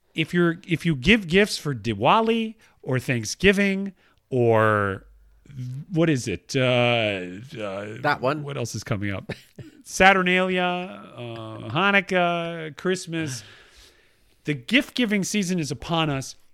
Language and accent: English; Atlanta, Georgia, United States; moved away; where I grew up in uh, Northwest Atlanta